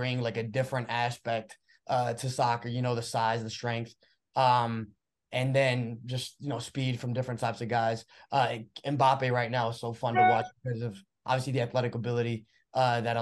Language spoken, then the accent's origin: English; Texas, United States; also born or lived in Brazil; I grew up in Texas. So even though I had a Brazilian family and background there